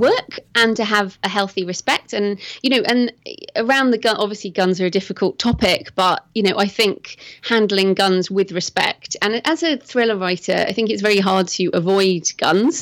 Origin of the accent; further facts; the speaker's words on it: England, United Kingdom; also born or lived in Bath, England; I'm English, as you can probably tell from my accent, and I live in Bath, which is in the southwest of England